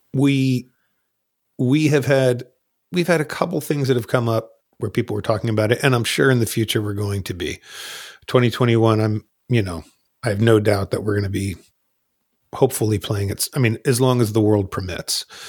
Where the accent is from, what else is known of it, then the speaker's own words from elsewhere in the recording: New Jersey, United States; I moved from, when I was, like, ten years old, I moved from North Jersey to South Jersey